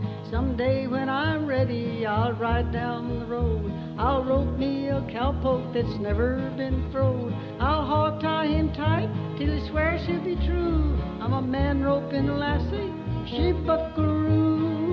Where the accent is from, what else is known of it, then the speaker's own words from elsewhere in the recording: the South, United States; accent: Southern; Crooners, I just sang real Southern. I thought I'd lost my Southern accent, but I sure had it on that record.